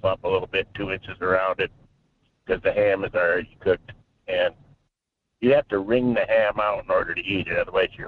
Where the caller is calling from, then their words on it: Fairbanks, Alaska, United States; Yeah, good morning. … here in Fairbanks.